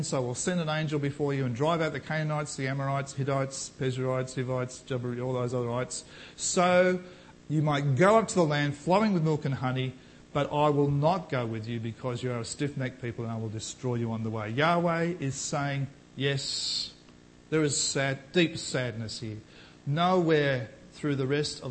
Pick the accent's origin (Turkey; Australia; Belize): Australia; as an Australian, let alone a Christian Australian